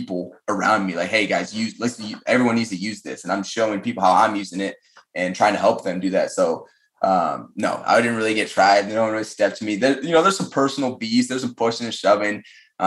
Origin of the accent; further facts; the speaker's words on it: Colorado, United States; moved away as an adult; small town Colorado